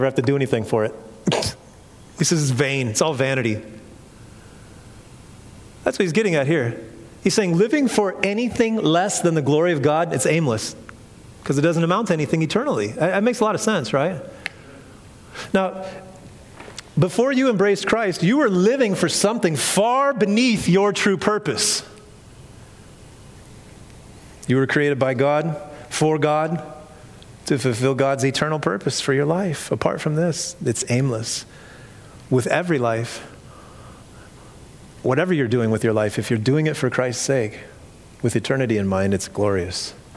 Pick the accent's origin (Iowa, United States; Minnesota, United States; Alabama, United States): Iowa, United States; moved away as an adult; also born or lived in Orange County, California; I was from Iowa